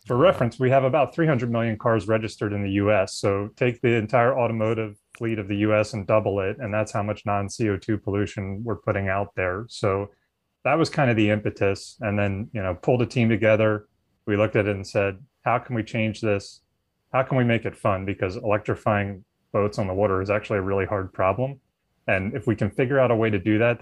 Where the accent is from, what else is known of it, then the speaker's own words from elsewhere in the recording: Philadelphia, Pennsylvania, United States; I grew up in the Philadelphia area.